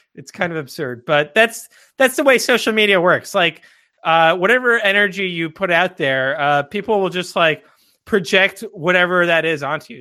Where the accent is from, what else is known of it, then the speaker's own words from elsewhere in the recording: Texas, United States; I grew up in Texas